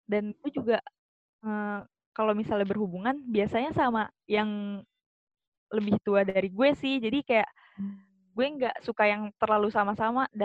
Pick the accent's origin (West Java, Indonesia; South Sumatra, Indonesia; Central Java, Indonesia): West Java, Indonesia; born there; ibu gue eh, sukunya Batak bapak gue sukunya Sunda dan gue lahir di Sunda